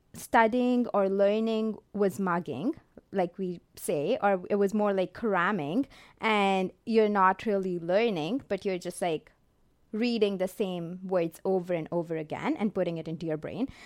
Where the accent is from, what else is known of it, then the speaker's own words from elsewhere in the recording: Jalandhar, Punjab, India; moved away as an adult; now in Canada; I was born and raised in Jolander, India